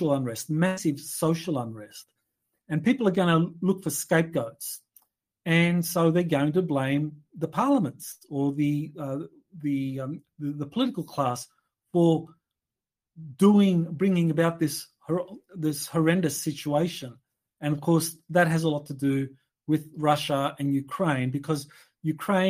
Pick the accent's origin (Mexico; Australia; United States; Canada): Australia; I come from Australia